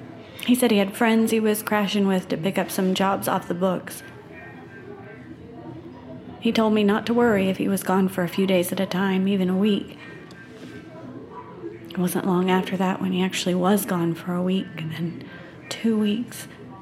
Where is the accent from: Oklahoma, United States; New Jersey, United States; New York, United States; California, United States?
Oklahoma, United States; moved away as an adult; now in Duluth, United States; We're from Oklahoma. I moved to Minnesota when I got a scholarship to St. Scholastica in Duluth. After graduation, I just stayed.